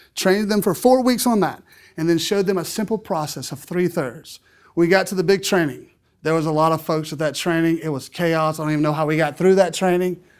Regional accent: South Louisiana, United States; I'm from South Louisiana

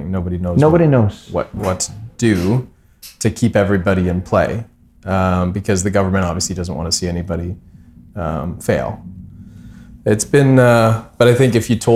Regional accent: Hamilton, Ontario, Canada; I think we're from Hamilton. We live in Hamilton

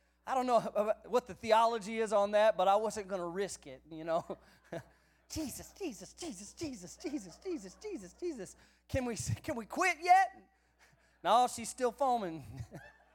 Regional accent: San Antonio, Texas, United States; I grew up in the San Antonio area of South Texas

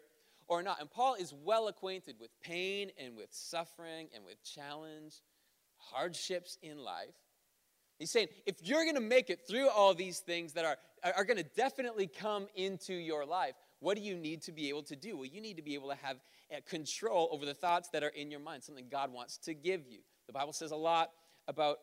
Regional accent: Ontario, Canada; moved away; I grew up in Ontario

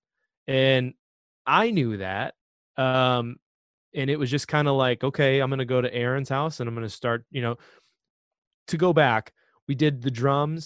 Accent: Fargo, North Dakota, United States; now in Kansas City, United States; my hometown of Fargo, North Dakota

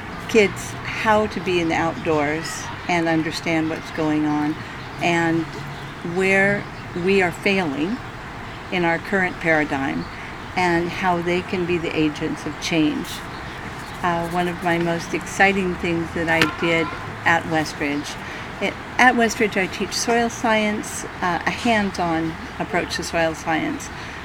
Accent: California, United States; Central California.

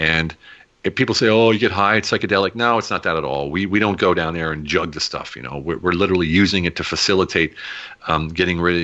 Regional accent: United States; moved away as an adult; also born or lived in Germany; now in Hungary; I'm American

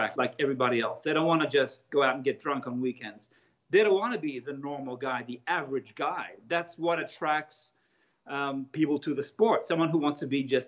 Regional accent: Italy; moved away; also born or lived in Australia; I grew up in Australia. I'm from Italy. At 12, I was still in Italy

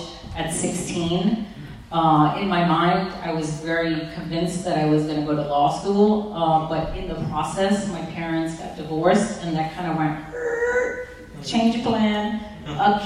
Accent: New York City, New York, United States; growing up in New York, I mean, I grew up in the home and origins of hip-hop.

